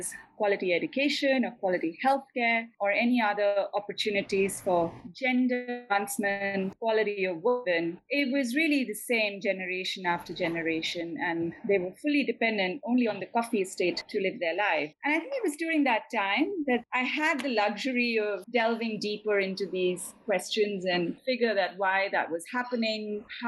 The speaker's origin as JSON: {"language": "English", "area": "foothills of the Himalayas", "region": "northern India", "country": "India", "tie": "born or raised there", "said": "that's also an area that I spent a lot of time growing up in India"}